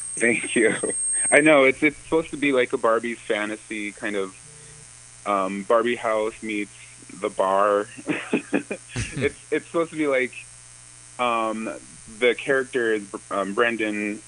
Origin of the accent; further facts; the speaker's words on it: New Town, North Dakota, United States; I was born in Newtown